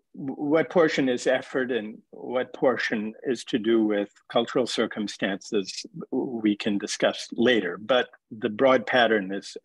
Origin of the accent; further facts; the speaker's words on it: Minneapolis, Minnesota, United States; I grew up in near Minneapolis, Minnesota. I'm from the Midwest. And my family was a member of a conservative congregation in Minneapolis.